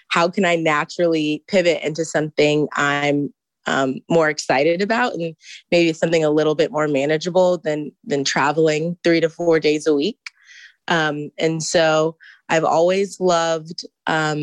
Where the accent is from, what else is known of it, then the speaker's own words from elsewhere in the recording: Houston, Texas, United States; moved away as an adult; now in Ann Arbor, United States; I am a full-time MBA student, and I am from Houston.